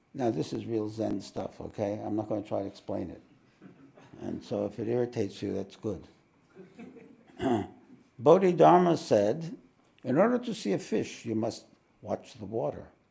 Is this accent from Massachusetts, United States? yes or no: no; New York, United States; now in Australia; I'm from New York.